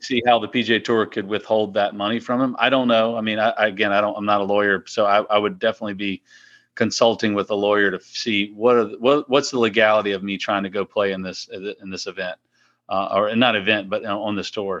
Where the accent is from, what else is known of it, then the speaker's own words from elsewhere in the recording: Powhatan, Virginia, United States; Mill Quarter, uh, plantation in, in my hometown in Powhatan